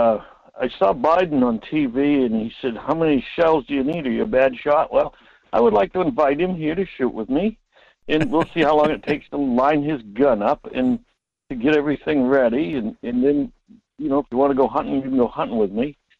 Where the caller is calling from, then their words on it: Homer, Alaska, United States; This is … from Homer.